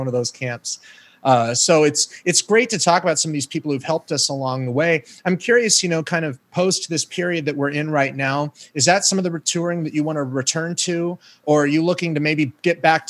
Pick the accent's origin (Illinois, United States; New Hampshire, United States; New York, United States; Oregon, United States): Oregon, United States; Bend; over in Bend where I grew up